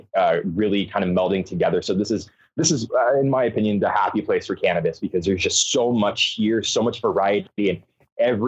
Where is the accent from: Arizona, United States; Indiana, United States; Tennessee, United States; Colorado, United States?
Arizona, United States; moved away as an adult; now in Oregon, United States; I'm originally from Arizona. I moved up to Oregon, sight unseen, about 5 years ago